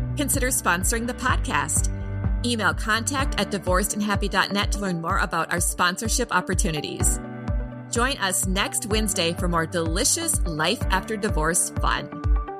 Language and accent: English; Minneapolis, Minnesota, United States; also born or lived in Saint Paul, Minnesota; my hometown, Minneapolis, Minnesota